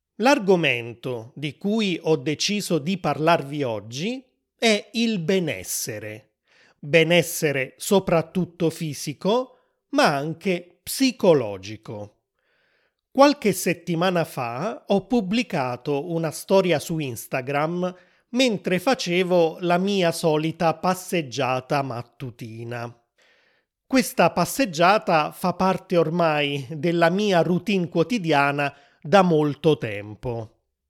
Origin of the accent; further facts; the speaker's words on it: Naples, Campania, Italy; sono italiano, sono nato a Napoli, nel sud dell'Italia